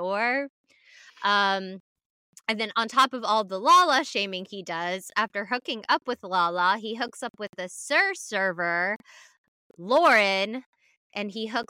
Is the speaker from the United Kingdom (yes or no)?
yes; United Kingdom; I'm British.